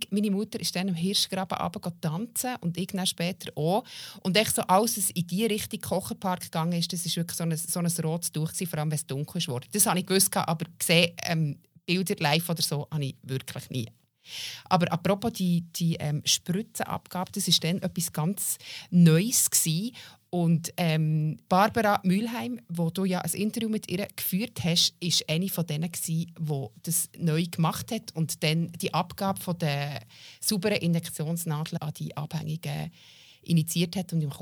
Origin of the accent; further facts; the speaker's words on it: Bern, Switzerland; also ich bin nicht in der Stadt Bern aufgewachsen, sondern ähm, in einem Dorf und wenn wir aber auf Bern gegangen sind